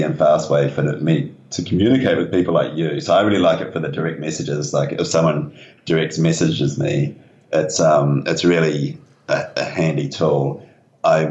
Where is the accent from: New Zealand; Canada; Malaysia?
New Zealand; Upper Hutt, Wellington; moved away; I grew up in the Akatara Valley, which is north of Upper Hutt.